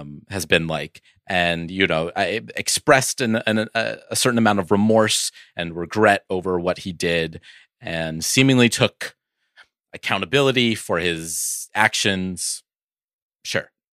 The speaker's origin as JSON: {"language": "English", "town": "Oakland", "region": "California", "country": "United States", "said": "I'm from Oakland"}